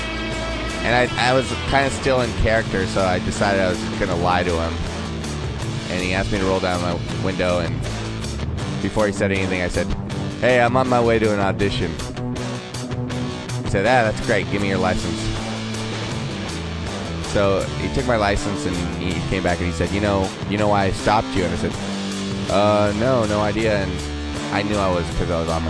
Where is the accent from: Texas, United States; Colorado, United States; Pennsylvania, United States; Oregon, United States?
Oregon, United States; outside of Portland; moved away; also born or lived in Eastern Washington / Seattle; I grew up outside of Portland, so it's kind of similar